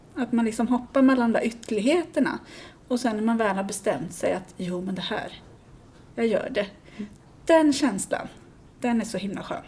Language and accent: Swedish; Sweden; jag är ju svensk